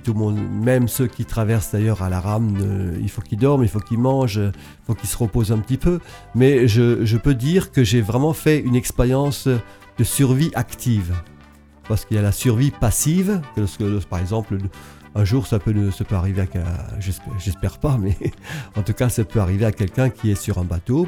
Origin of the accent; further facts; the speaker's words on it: Alsace, Grand Est, France; je viens de l'Alsace